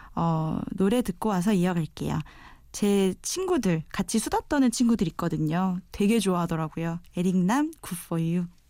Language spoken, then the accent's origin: Korean; Daejeon, South Korea; moved away as an adult; now in Seoul, South Korea; 원래 고향은 대전이에요. 어, 태어나서 대학 졸업할 때까지 계속 출장 쭉 대전에서 살았거든요. 대전 토박이에요.